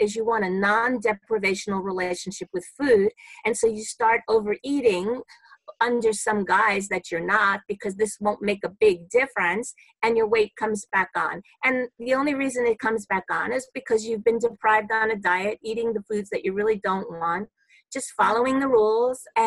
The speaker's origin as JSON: {"language": "English", "town": "New York City", "region": "New York", "country": "United States", "tie": "born or raised there", "said": "I'm a New Yorker, born and bred in Brooklyn"}